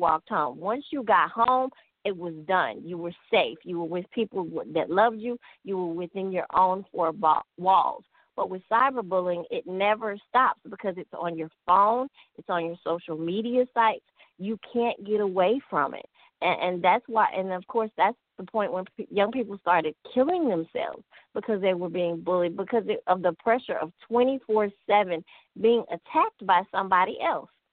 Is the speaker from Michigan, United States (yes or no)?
no; Memphis, Tennessee, United States; I grew up in Memphis, Tennessee.